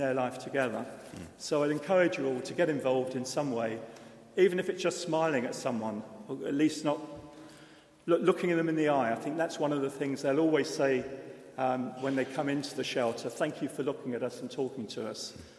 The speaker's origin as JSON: {"language": "English", "region": "London", "country": "United Kingdom", "tie": "born or raised there", "moved": "yes", "lives_now": "Oxford, United Kingdom", "said": "I'm from London, and I think back to 40, 50 years ago, where I was brought up"}